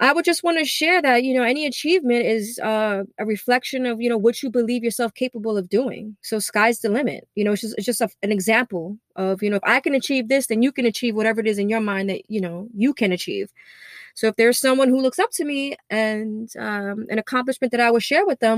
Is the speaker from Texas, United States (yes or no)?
no; New York City, New York, United States; I grew up in East New York, Brooklyn